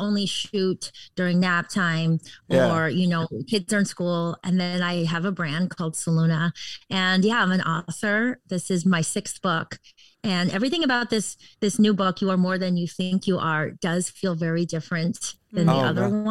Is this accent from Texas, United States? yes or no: no; Connecticut, United States; moved away as an adult; also born or lived in Washington, D.C. / New York / Los Angeles; now in Southern California, United States; I grew up on the East Coast. I grew up in Connecticut